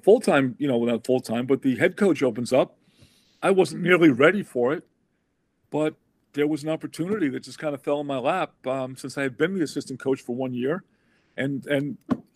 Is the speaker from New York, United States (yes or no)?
yes; Long Island, New York, United States; growing up on Long Island